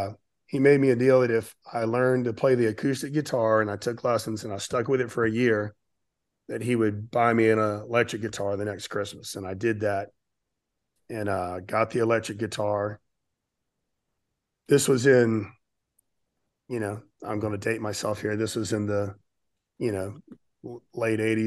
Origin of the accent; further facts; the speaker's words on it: Pensacola, Florida, United States; I grew up in Pensacola, Florida, which is about 3 hours east of New Orleans on the beach